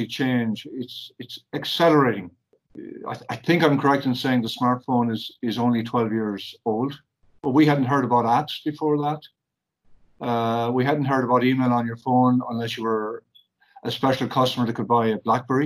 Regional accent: Ireland; We're Irish people. We're proud of it

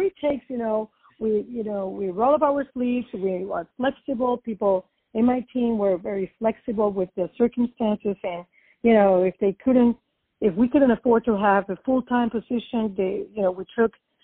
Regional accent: Puerto Rico; also born or lived in New York; now in Florida, United States; I was born and raised in Puerto Rico

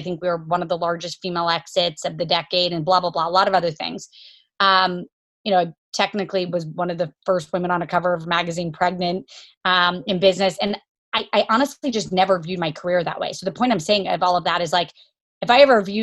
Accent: Jacksonville, Florida, United States; also born or lived in Kentucky; I was born in Kentucky, grew up in Jacksonville, Florida, to parents that were in the Army and medicine.

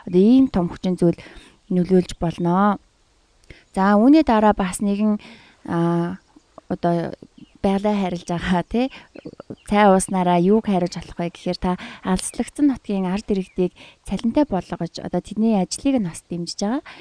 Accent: Mongolia; манай монгол хүн

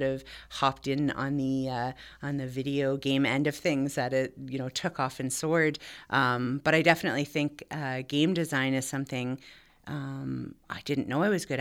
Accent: Tweed, Ontario, Canada; I grew up primarily in Tweed

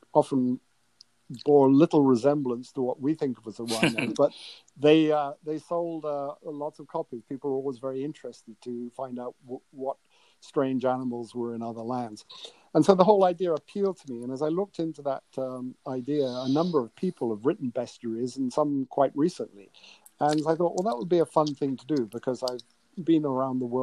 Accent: England, United Kingdom; moved away; growing up in England when I did in the 60s

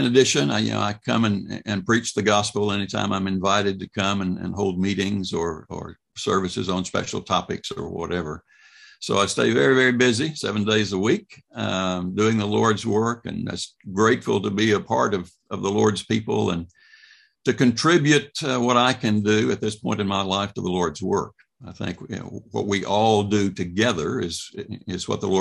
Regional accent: Mississippi, United States; moved away as an adult; also born or lived in Hope, Arkansas / Oxford, Mississippi / Meridian, Mississippi; now in Louisville, United States; born in Arkansas, but raised in Mississippi

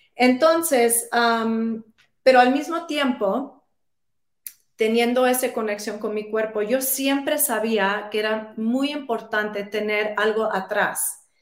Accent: New York City, New York, United States; yo crecí en Nueva York, eh, soy puertorriqueña

